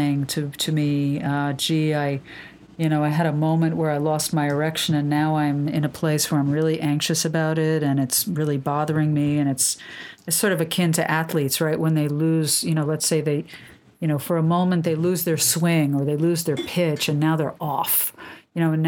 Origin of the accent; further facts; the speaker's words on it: New York City, New York, United States; I'm born and raised in Manhattan